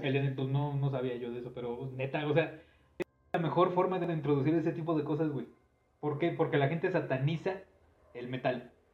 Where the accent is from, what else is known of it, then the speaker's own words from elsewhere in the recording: Mexico; somos mexicanos